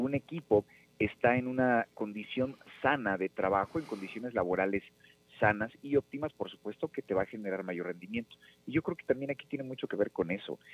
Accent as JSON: {"language": "Spanish", "town": "Nezahualcóyotl", "region": "State of Mexico", "country": "Mexico", "tie": "born or raised there", "said": "soy nativo de Nezahualcóyotl"}